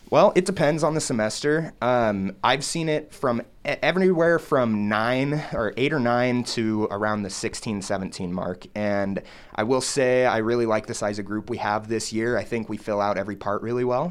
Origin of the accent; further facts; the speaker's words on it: Wichita, Kansas, United States; moved away as an adult; now in Lincoln, United States; I'm a freshman vocal music education major from Wichita, Kansas